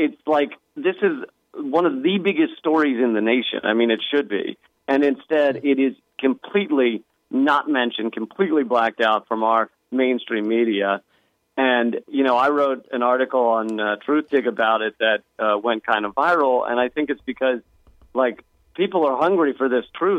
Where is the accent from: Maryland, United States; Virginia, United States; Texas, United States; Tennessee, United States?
Virginia, United States; Richmond; growing up in Richmond